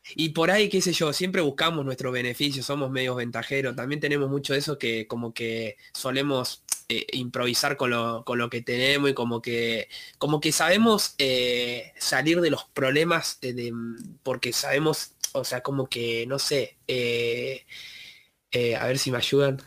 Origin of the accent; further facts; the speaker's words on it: Buenos Aires Province, Argentina; somos de Buenos Aires